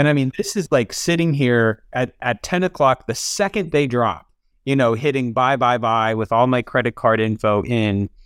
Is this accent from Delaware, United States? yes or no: no; Alabama, United States; also born or lived in Atlanta; I'm from Alabama.